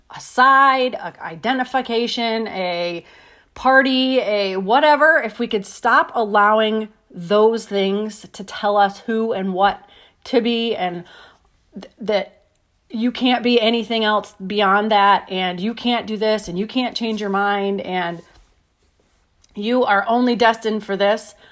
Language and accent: English; United States; being an American.